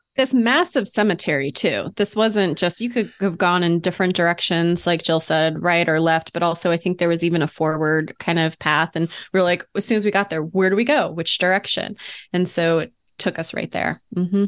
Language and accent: English; Ohio, United States; I was born in Ohio